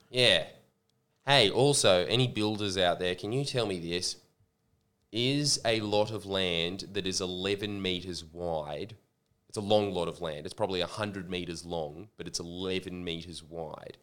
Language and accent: English; Australia; accent: Australian; my Australian accent